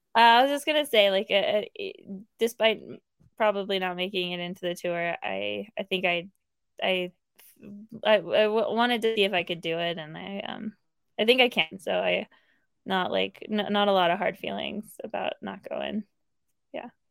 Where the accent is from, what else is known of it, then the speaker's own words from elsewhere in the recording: Placerville, California, United States; also born or lived in South Lake Tahoe, California; I grew up in Placerville, which is about an hour from South Lake